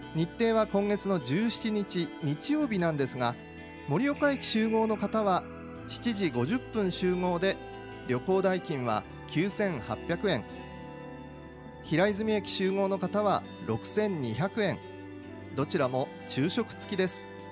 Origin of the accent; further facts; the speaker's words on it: Tokyo, Japan; moved away as an adult; now in Iwate, Japan; 岩手暮らしは25年なんですが実は 東京出身